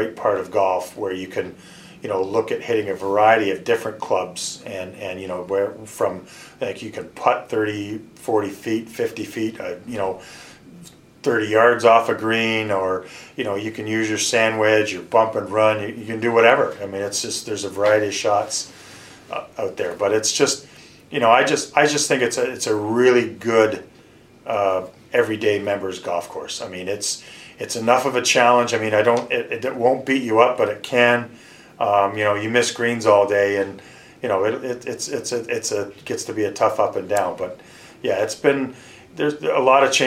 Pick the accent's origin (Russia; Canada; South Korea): Canada; moved away as an adult; now in Buffalo, United States; we're from Canada